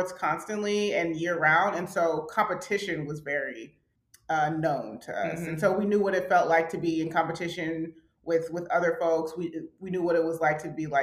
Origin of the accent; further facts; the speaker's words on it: Atlanta, Georgia, United States; we're from Atlanta